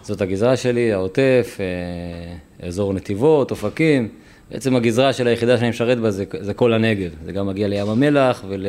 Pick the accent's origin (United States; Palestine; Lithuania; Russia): Palestine; Netzarim, Gaza Strip; moved away as an adult; now in Kerem Shalom, Israel; אני גדלתי בנצרים בגוש קטיף